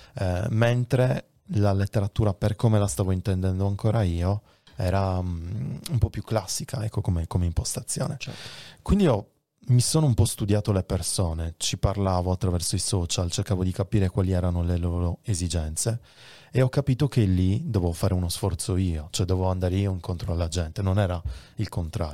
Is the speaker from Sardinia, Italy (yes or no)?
yes; Sardinia, Italy; la mia terra, la Sardegna